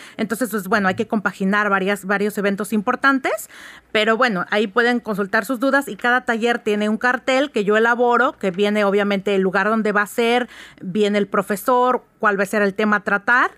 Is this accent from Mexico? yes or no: yes; Oaxaca, Mexico; soy oaxaqueña